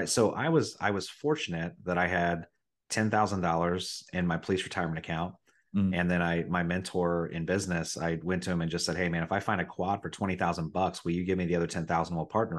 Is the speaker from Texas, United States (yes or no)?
no; Riverside, Ohio, United States; also born or lived in Dayton, Ohio; I was born in Dayton, but I grew up in Riverside, Ohio, which is a little, I wouldn't call it a suburb because then people think it's something nice, but a little town that borders Dayton called Riverside. And I grew up in the trailer parks.